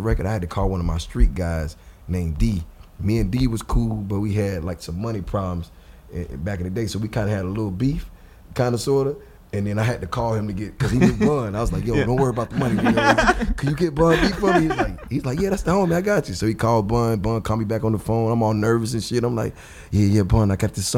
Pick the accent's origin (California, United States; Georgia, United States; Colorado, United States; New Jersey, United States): Georgia, United States; I'm from Georgia